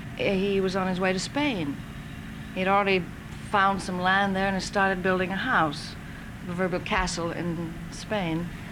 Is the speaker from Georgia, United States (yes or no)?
yes; Georgia, United States; also born or lived in Texas; Well, I was born in Texas, but I left there when I was 6 months old, and I grew up in Georgia.